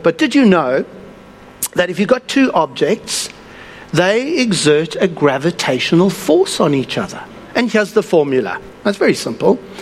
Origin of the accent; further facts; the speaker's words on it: South Africa; moved away; I come from South Africa